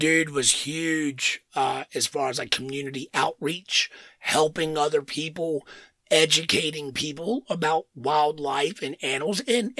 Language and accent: English; United States; I know we're American